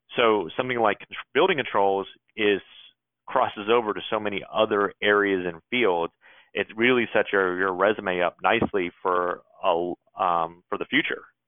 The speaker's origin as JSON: {"language": "English", "town": "Jacksonville", "region": "Florida", "country": "United States", "also_born_or_lived": "San Diego / Hawaii / Chicago", "moved": "as an adult", "said": "I'm originally from Jacksonville, Florida"}